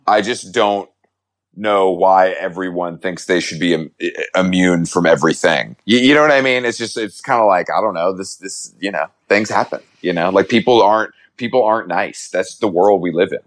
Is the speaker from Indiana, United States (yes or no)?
no; Georgia, United States; moved away; I'm from the South